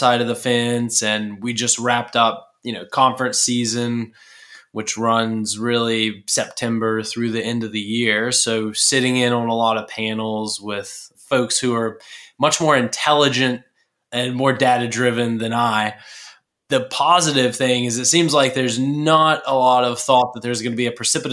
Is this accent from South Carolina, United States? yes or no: yes; Murrells Inlet, South Carolina, United States; moved away; I'm originally from Murrells Inlet, just south of Myrtle Beach, South Carolina